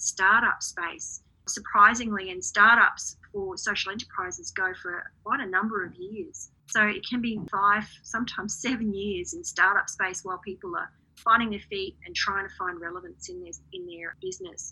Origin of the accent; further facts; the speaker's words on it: Redland City, Queensland, Australia; in my hometown of Redlands City